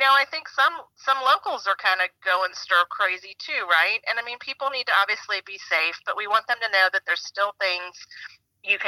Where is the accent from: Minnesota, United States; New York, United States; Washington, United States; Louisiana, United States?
Louisiana, United States; St. Bernard Parish; I grew up in St. Bernard. My family's still there